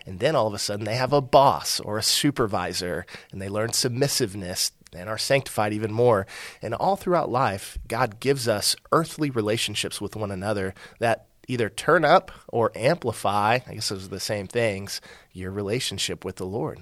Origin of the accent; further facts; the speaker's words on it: Aledo, Texas, United States; I'm from a small town that's now a big town, Alito, uh, just west of Fort